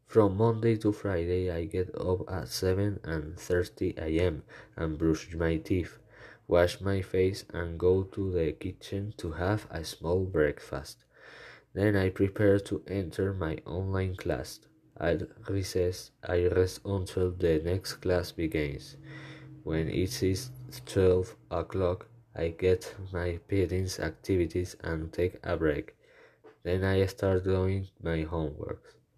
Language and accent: English; Caracas, Capital District, Venezuela; I was born in Caracas on February 25, 2005. I live in the Los Naranjos urbanization in a building that has a beautiful view of the entire city of Caracas.